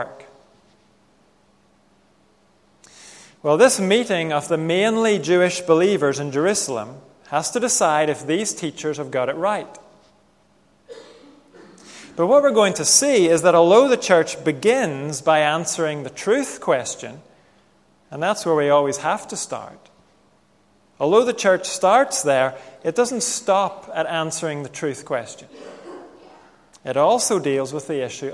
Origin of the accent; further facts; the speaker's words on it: Northern Ireland, United Kingdom; growing up in Northern Ireland